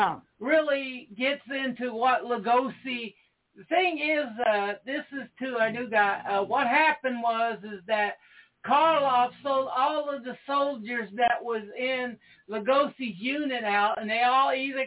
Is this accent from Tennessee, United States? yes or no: yes; Tennessee, United States; I'm from Tennessee, and we have the Knoxville Horror Fest going on all month